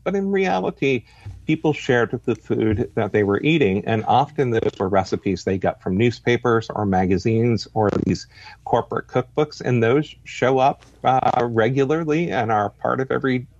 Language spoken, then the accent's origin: English; New Hampshire, United States; now in Mississippi, United States; I'm a northerner from New Hampshire myself originally